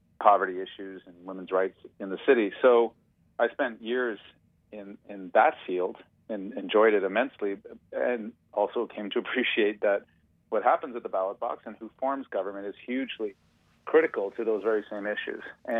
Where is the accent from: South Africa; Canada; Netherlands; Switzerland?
Canada; Toronto, Ontario; I grew up in Toronto